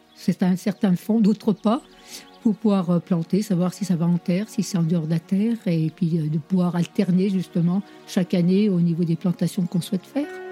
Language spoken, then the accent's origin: French; Courchevel, Auvergne-Rhône-Alpes, France; Je suis habitante de Saint-Bon, donc originaire du chef-lieu